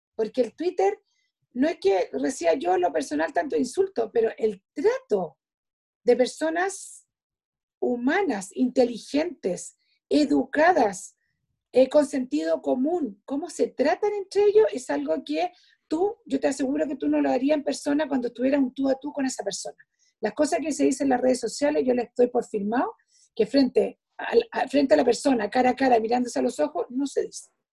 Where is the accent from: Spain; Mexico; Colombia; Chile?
Chile; nosotros como chilenos